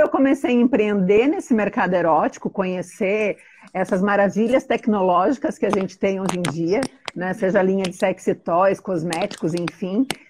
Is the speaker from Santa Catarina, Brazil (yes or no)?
yes; Joinville, Santa Catarina, Brazil; eu sou de Joinville, é uma cidade alemã, conservadora, e todo mundo sempre me perguntou, né? Nossa, mas você é daqui mesmo, né? Eu falava, sim, eu sou daqui